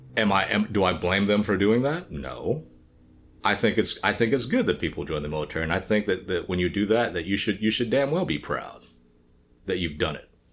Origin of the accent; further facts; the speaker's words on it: the South, United States; growing up in the South